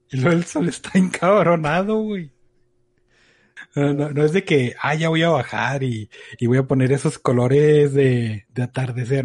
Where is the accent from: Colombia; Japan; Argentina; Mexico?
Mexico; como buen mexicano